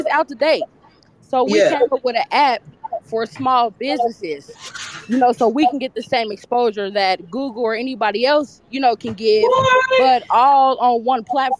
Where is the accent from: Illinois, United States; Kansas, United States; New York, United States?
Kansas, United States; Wichita; now in Phoenix, United States; We are currently in Phoenix, Arizona. That's what I'm talking about. But we are from Wichita, Kansas.